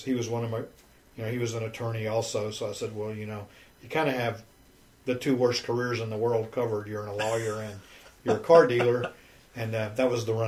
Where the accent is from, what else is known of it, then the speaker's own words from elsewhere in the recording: Memphis, Tennessee, United States; moved away as an adult; also born or lived in California; now in Houston, United States; I was raised in Memphis, Tennessee.